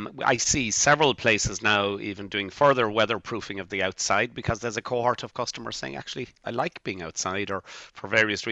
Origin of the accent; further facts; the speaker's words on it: Bantry, Munster, Ireland; now in Dublin, Ireland; I'm from Bantry in West Cork and started my retail career in the local Supervalue